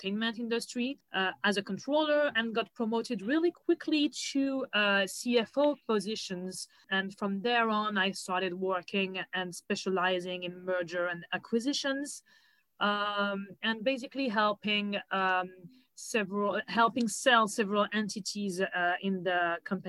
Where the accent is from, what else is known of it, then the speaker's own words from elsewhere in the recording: suburb of Paris, Île-de-France, France; moved away as an adult; now in New York, United States; I was born and raised in France, more specifically in the suburb of Paris